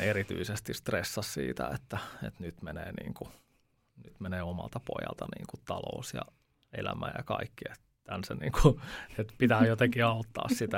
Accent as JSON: {"language": "Finnish", "town": "Veikkola", "region": "Uusimaa", "country": "Finland", "also_born_or_lived": "Upinniemi", "said": "Mä oon Veikkolasta"}